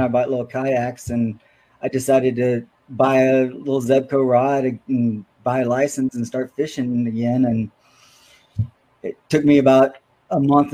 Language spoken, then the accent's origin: English; Shreveport, Louisiana, United States; also born or lived in Texas; now in Minnesota, United States; I'm from Shreveport. And yes, Caddo was my home lake growing up as a kid